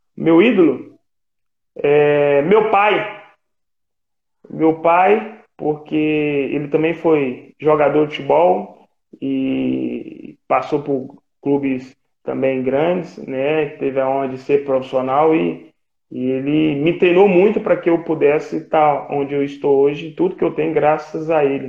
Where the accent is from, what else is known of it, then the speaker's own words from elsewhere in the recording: Ipatinga, Minas Gerais, Brazil; moved away; also born or lived in Nova Venécia, Espírito Santo; eu sou de Nova Venécia, Espírito Santo, mas fui criado em Ipatinga